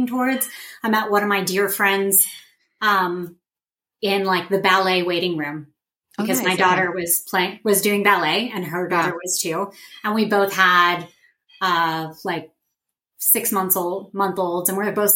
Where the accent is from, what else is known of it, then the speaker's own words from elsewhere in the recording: Dallas, Texas, United States; moved away as an adult; also born or lived in Oklahoma / Columbus, Ohio / Tulsa, Oklahoma / Waco, Texas; now in Kansas City, United States; I'm from Dallas, Texas.